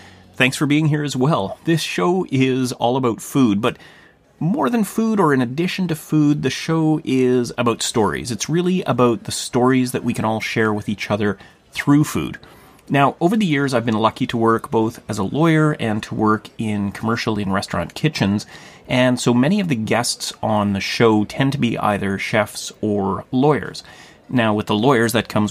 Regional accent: Thunder Bay, Ontario, Canada; Thunder Bay, my hometown

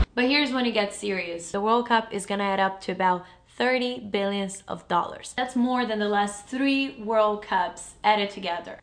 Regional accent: Brazil; now in United States; I'm from Brazil

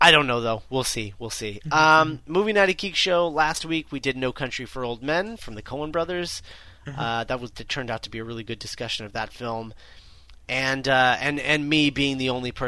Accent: United States; we're both American

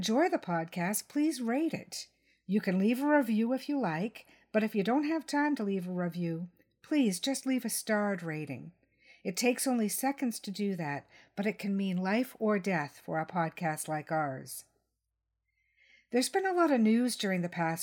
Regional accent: Canada; I'm just a Canadian with a pen and a podcast, a writer and a publisher

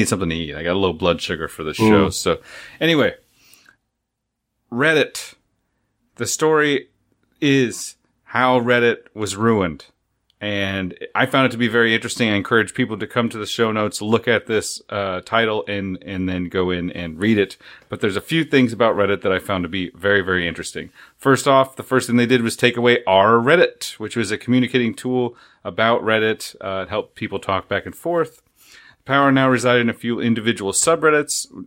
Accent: Seattle, Washington, United States; my hometown of Seattle

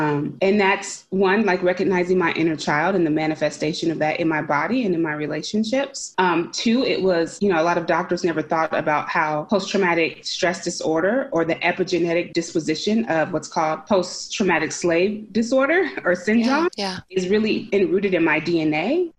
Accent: Concord, California, United States; And I grew up in Concord, California. And I remember that this was the last place that I experienced some peace and happiness.

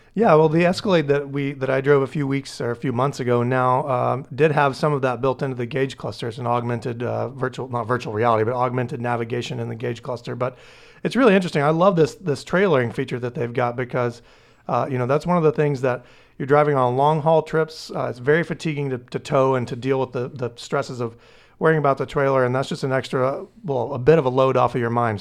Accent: Tennessee, United States; moved away as an adult; now in Maine, United States; I'm from Tennessee originally. I moved to Maine, uh, about ten years ago

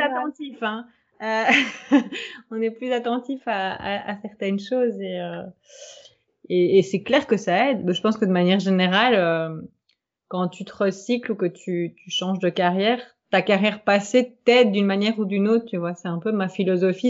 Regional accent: Belgium; je suis belge

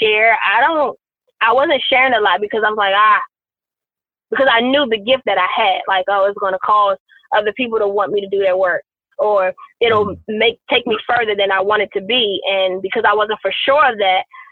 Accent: Washington, District of Columbia, United States; I grew up in Southeast DC.

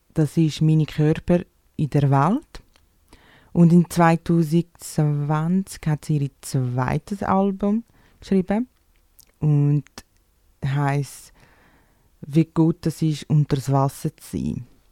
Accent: Brazil; German is a second language; now in Switzerland; ich bin 28, ich komme aus Brasilien

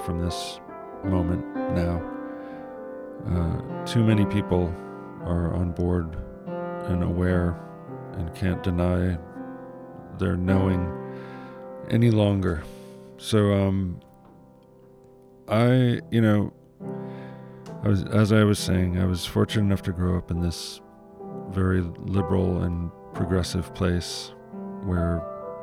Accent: Ann Arbor, Michigan, United States; I lived in Ann Arbor, which is pretty close to Detroit, so we got Detroit radio stations, which is pretty much all I listened

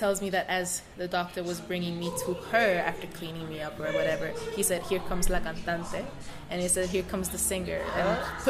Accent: Puerto Rico; I am from Puerto Rico.

